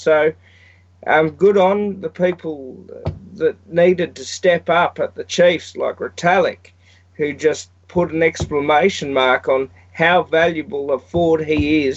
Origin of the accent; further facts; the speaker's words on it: Australia; I'm Australian